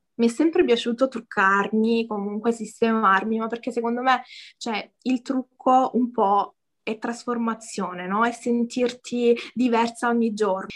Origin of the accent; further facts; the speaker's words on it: a small village in the province of Lecce, Apulia, Italy; Vengo da, da, da Lecce, in realtà da un, paes- da un paesino proprio piccolo piccolo in provincia